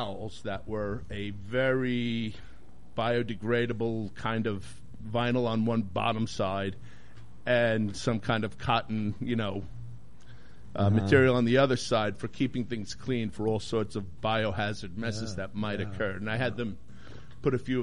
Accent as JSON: {"language": "English", "area": "Long Island", "region": "New York", "country": "United States", "tie": "born or raised there", "also_born_or_lived": "Oneonta", "moved": "yes", "lives_now": "Portland, United States", "said": "I grew up out on Long Island."}